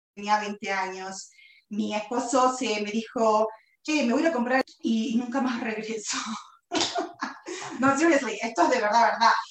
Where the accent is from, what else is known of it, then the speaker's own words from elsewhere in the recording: Buenos Aires, Argentina; moved away; nací en Buenos Aires, Argentina, hace 47 años